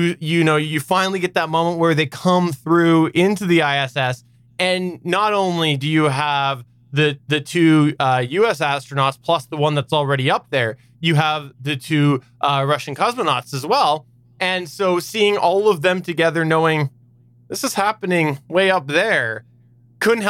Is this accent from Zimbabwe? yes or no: no; Canada; I'm Canadian too